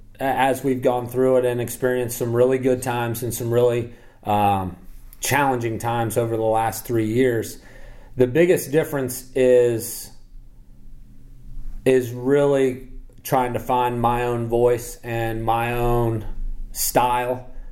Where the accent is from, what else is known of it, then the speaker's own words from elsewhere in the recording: Midwest, United States; now in US South; my faith is, you know, growing up in the Midwest and growing up in a Catholic family, and in the 80s, you know, and the 90s, faith isn't something that you really talk about a whole lot.